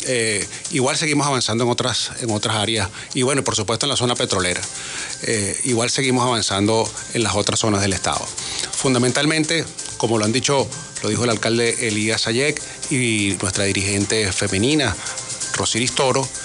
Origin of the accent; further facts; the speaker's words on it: Venezuela; volver a lo que somos los venezolanos en esencia.